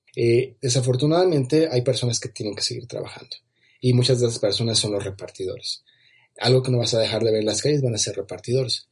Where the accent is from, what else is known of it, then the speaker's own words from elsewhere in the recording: Mexico; en mi país, aquí en México